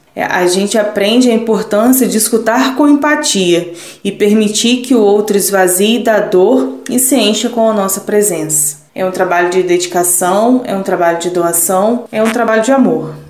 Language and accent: Portuguese; Volta Redonda, Rio de Janeiro, Brazil; sou de Volta Redonda, tenho 33 anos